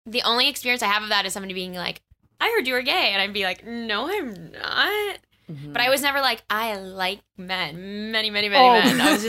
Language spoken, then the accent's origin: English; Pittsburgh, Pennsylvania, United States; born or raised there